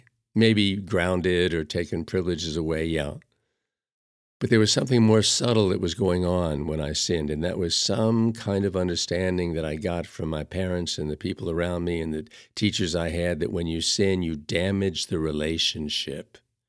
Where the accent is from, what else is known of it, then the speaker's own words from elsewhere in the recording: Chicago, Illinois, United States; as a Roman Catholic, I grew up in Chicago, and I was taught about sin